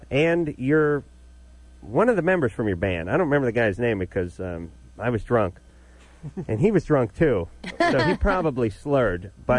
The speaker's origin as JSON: {"language": "English", "town": "Los Angeles", "region": "California", "country": "United States", "tie": "born or raised there", "said": "I grew up in this town. I grew up in North Hollywood. I listen, I'm a little older than you guys."}